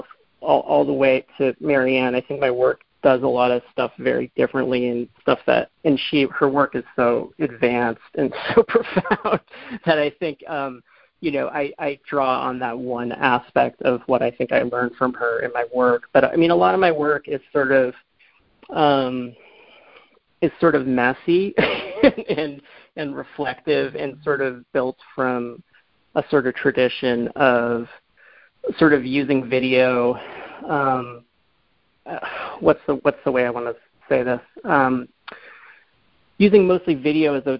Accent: Boston, Massachusetts, United States; moved away; I'm from the Boston area

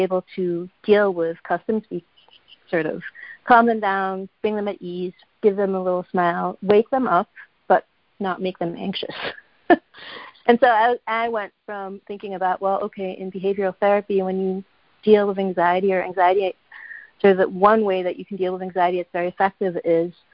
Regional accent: Switzerland; moved away; I'm from Switzerland originally

